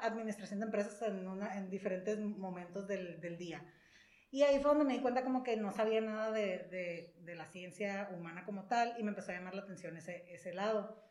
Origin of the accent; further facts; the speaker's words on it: San Luis Río Colorado, Sonora, Mexico; moved away as an adult; also born or lived in Mexicali; yo soy de aquí de San Luis, aquí nací, aquí crecí